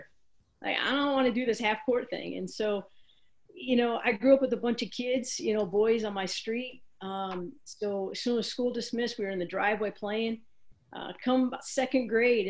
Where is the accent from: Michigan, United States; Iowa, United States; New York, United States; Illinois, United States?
Iowa, United States; moved away; also born or lived in Colorado; when I grew up in Iowa